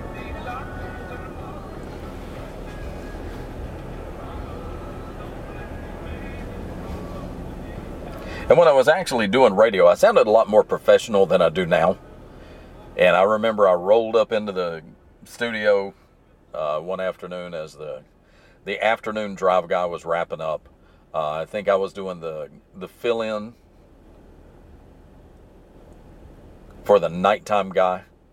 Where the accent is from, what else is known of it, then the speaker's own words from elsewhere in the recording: the South, United States; accent: southern; I don't have a very pronounced southern accent